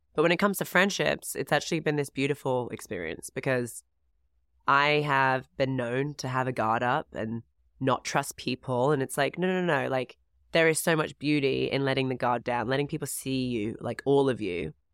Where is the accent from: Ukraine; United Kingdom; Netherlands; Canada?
United Kingdom; England; moved away as an adult; also born or lived in Florida; I'm from England